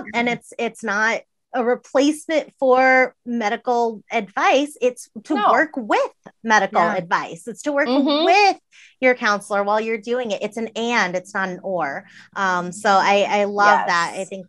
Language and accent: English; Massachusetts, United States; I'm from Massachusetts